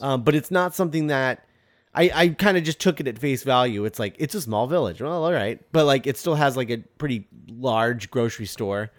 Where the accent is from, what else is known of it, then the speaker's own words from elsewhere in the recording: United States; we're American